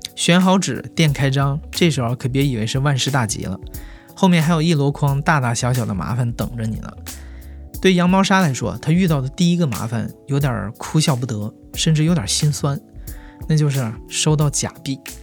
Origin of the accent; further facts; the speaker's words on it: Jilin, China; now in Beijing, China; 我的老家吉林市